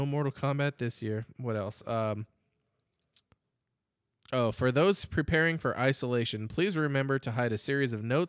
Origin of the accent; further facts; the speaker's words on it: Scotland, United Kingdom; I liked that one because I'm a Scot.